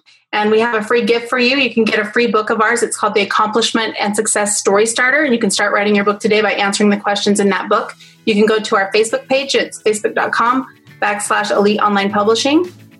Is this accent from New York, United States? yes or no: no; Wyoming, United States; I'm from Wyoming.